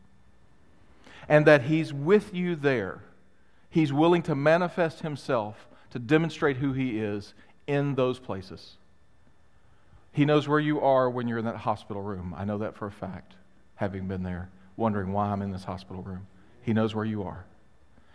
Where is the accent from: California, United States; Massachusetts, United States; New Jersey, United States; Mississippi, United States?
Mississippi, United States; also born or lived in Chicago; now in Florida, United States; I grew up in Mississippi